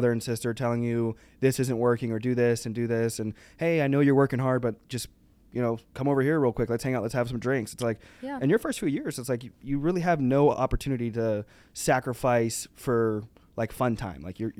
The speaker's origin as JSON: {"language": "English", "region": "the South", "country": "United States", "tie": "born or raised there", "said": "We don't say, like, I don't, like, where I'm from, like, I was raised in the South."}